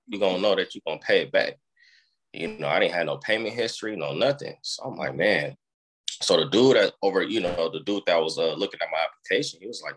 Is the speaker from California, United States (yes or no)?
yes; Oakland, California, United States; I was born in Oakland